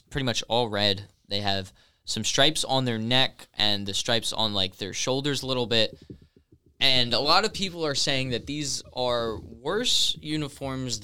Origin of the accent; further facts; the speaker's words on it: United States; we are all from America